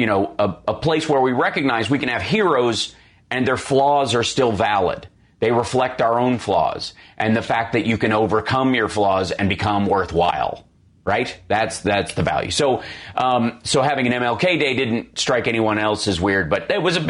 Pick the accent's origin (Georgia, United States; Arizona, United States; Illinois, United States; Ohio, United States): Illinois, United States; Chicago; me as a Chicagoan in heart and body